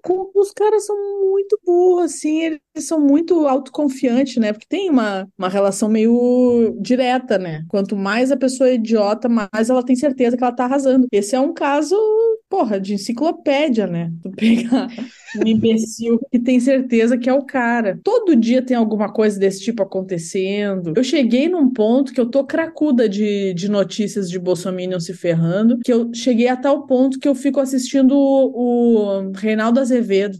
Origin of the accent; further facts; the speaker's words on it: Rio Grande do Sul, Brazil; enquanto gaúcha